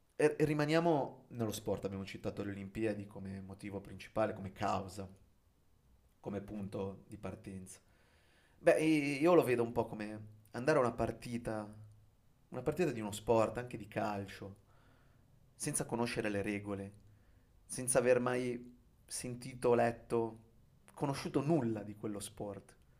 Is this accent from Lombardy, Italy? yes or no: no; Genoa, Liguria, Italy; moved away; also born or lived in Venice / Rome / Japan; io sono un genovese di trentuno anni